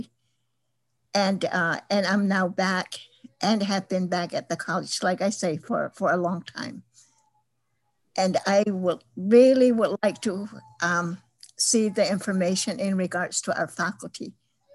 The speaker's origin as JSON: {"language": "English", "area": "Tohono O'odham Nation", "region": "Arizona", "country": "United States", "tie": "born or raised there", "said": "I was born at home on the Tohono O'odham Nation"}